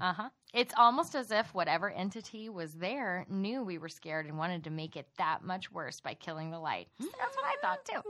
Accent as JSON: {"language": "English", "region": "Texas", "country": "United States", "accent": "Texas", "said": "we're from Texas"}